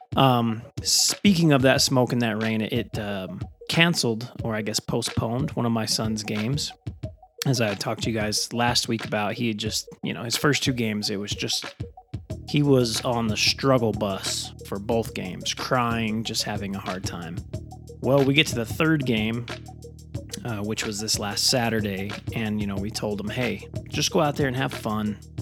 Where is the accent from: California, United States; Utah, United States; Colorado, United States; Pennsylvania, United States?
Utah, United States; Magna; That's where I grew up